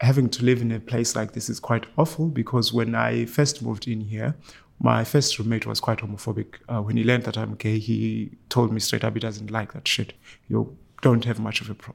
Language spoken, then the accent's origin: English; Eastern Cape, South Africa; moved away as an adult; now in Ireland; I was born in the Eastern Cape in South Africa